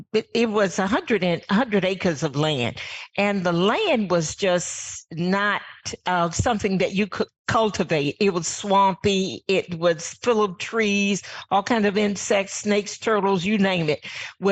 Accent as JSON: {"language": "English", "region": "Virginia", "country": "United States", "tie": "born or raised there", "said": "I am from Virginia. Grew up on a farm"}